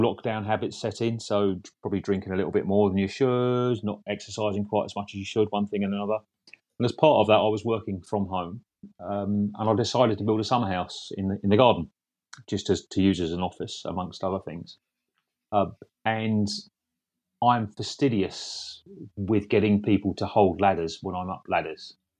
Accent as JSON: {"language": "English", "area": "Essex", "region": "East of England", "country": "United Kingdom", "said": "I'm from Essex"}